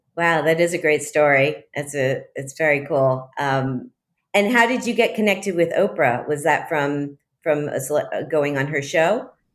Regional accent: Miami, Florida, United States; Miami is my hometown.

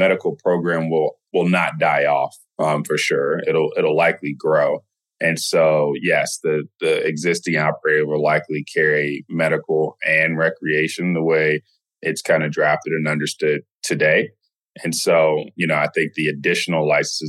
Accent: Maryland, United States; I'm actually from Maryland originally

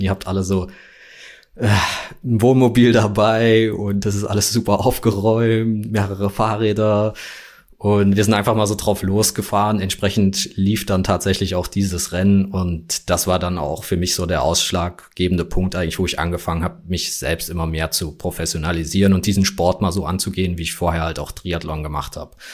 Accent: Frankfurt, Hesse, Germany; ich komme ja aus Deutschland, aus Frankfurt

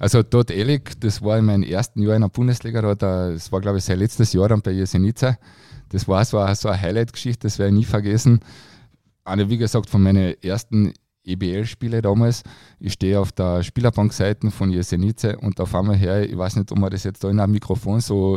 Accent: Carinthia, Austria; für mich als Kärntner

